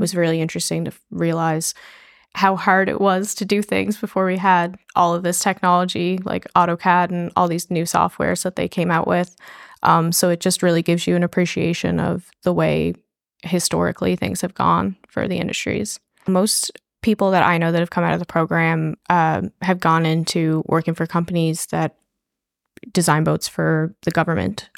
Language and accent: English; St. John's, Newfoundland and Labrador, Canada; I grew up in Saint John's